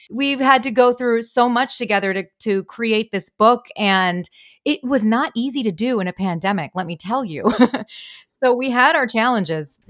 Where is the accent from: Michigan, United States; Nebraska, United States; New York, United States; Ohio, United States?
Michigan, United States; I'm from, I'm from Michigan